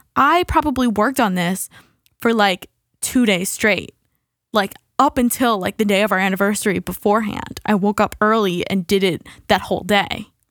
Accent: United States; we're American

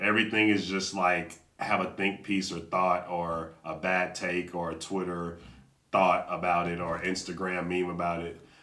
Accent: Atlanta, Georgia, United States; I grew up in Atlanta.

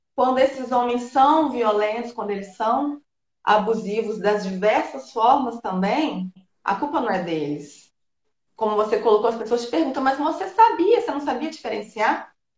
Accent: Governador Valadares, Minas Gerais, Brazil; also born or lived in Bahia; now in Espírito Santo, Brazil; eu sou de Minas Gerais, sou de Governador Valadares, na cidade do leste de Minas

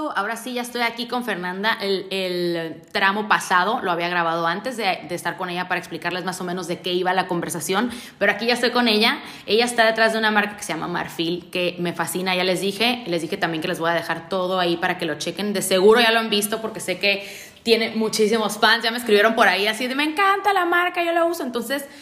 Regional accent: Tijuana, Baja California, Mexico; yo la verdad soy muy orgullosa tijuanense, siempre lo digo, yo soy tijuanense, tijuanense, tijuanense, o sea, me, me gusta mucho ser de aquí

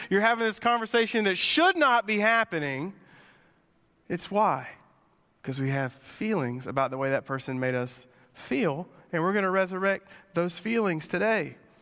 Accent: Sumter, South Carolina, United States; I grew up in Sumter, and I grew up driving an eighty-nine Mustang

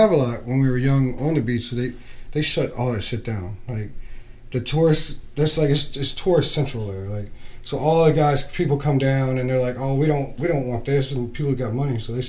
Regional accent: Beaufort, North Carolina, United States; moved away as an adult; now in Chesapeake area, Virginia, United States; I'm from North Carolina. From a little town called Beaufort.

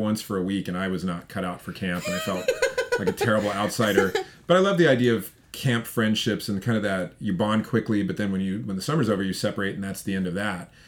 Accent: Colorado, United States; I grew up in Colorado, and they made you go to camp for a week during the school year.

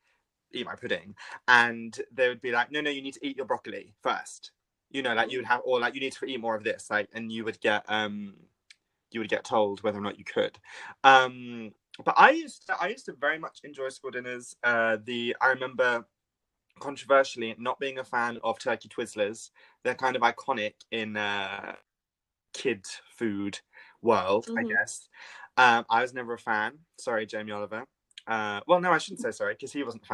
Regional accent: England, United Kingdom; I'm English

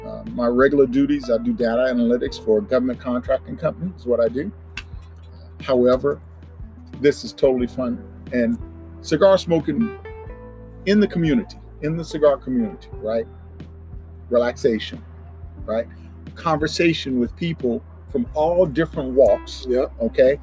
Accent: Crowley, Louisiana, United States; moved away as an adult; now in Dallas, United States; it's about two and a half hours west of New Orleans is where my hometown is

